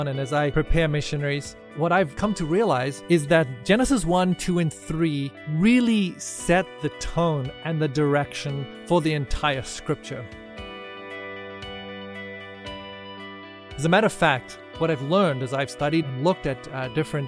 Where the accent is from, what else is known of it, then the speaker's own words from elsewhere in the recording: South Africa; moved away as an adult; I grew up in South Africa